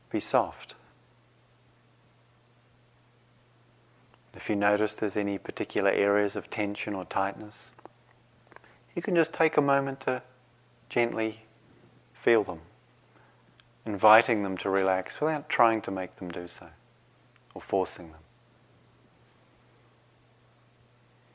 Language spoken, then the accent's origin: English; New Zealand; moved away; Where I grew up in New Zealand